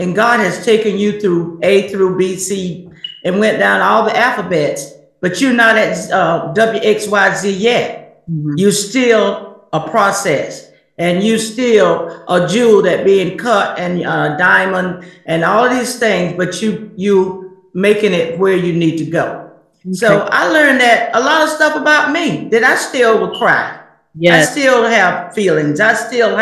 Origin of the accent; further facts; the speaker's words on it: South Carolina, United States; I'm from South Carolina